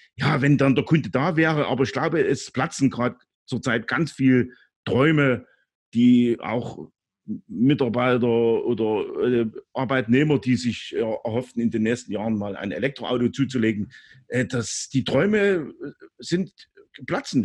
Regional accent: East Germany, Germany; als Ostdeutscher. Äh, ich hab's auch, äh, aufgrund meiner, äh, meines Lebensalters auch die D D R Zeit erlebt

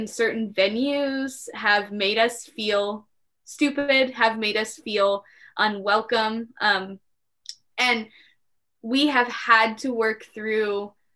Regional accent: Midwest, United States; we're from the Midwest. Yeah, so we were like born and bred to apologize

